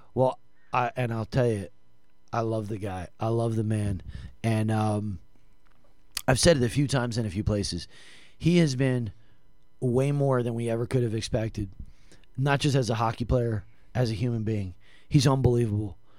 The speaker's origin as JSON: {"language": "English", "region": "New Jersey", "country": "United States", "said": "I'm from Jersey"}